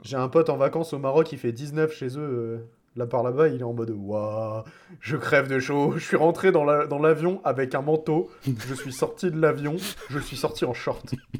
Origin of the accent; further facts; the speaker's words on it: Normandy, France; je viens de Normandie